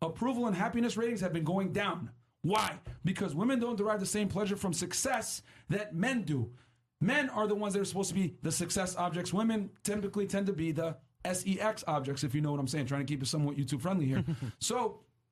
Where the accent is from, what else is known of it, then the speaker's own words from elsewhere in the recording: Northern Sudan, Sudan; I'm from North Sudan.